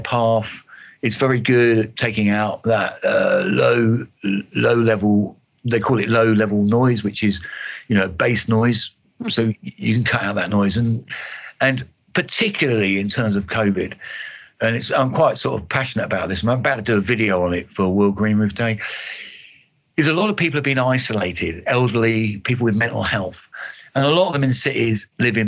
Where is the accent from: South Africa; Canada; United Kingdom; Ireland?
United Kingdom; East Kent, South East England; I'm from East Kent.